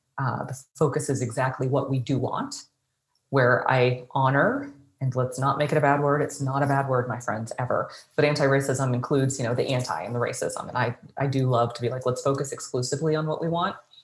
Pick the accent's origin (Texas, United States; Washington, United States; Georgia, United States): Texas, United States; Dallas; I grew up I was born in Dallas.